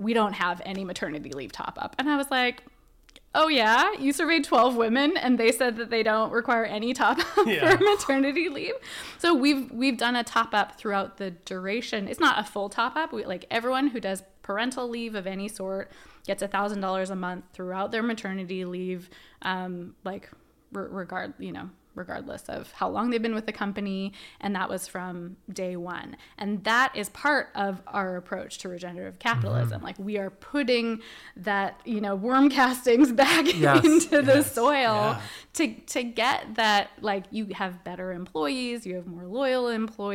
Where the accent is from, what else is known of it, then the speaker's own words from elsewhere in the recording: Canada; I'm a Canadian